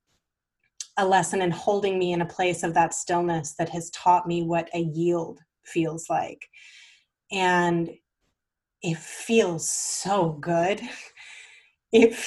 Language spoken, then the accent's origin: English; the South, United States; I grew up in the South